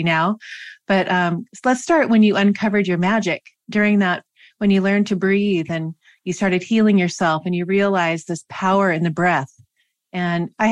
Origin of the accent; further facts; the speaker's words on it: Washington, United States; moved away; my home state of Washington